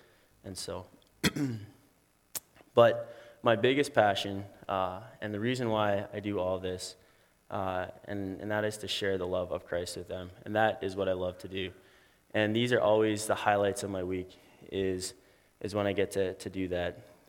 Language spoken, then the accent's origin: English; McGregor, United States; I'm just really excited to be joining my hometown at YFC in McGregor.